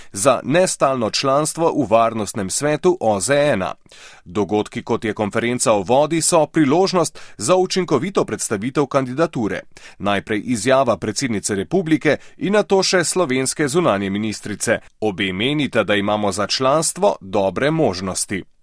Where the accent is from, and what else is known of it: Slovenia